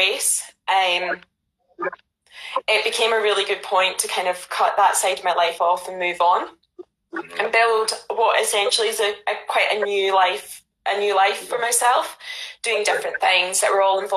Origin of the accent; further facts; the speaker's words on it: Ayrshire, Scotland, United Kingdom; moved away as an adult; also born or lived in Glasgow; now in London, United Kingdom; I was born in Glasgow, grew up in Ayrshire, went to university in Glasgow, and then moved to London